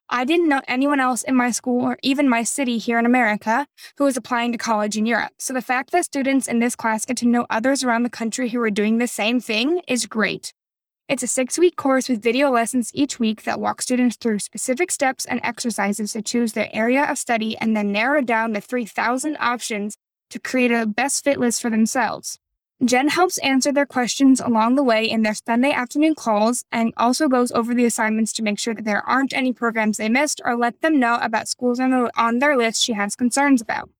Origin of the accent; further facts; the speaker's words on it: Indiana, United States; moved away as an adult; now in Rotterdam, Netherlands; I'm from Indiana